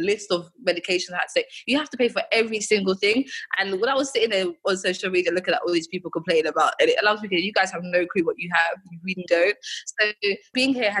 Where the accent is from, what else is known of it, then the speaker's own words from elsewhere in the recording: England, United Kingdom; moved away as an adult; now in Accra, Ghana; I'm from England, I was born in England.